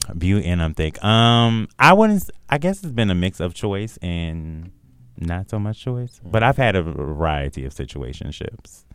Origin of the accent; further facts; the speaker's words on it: Milwaukee, Wisconsin, United States; also born or lived in Chicago / Green Bay, Wisconsin; I grew up in Milwaukee, Wisconsin slash Chicago in Green Bay, Wisconsin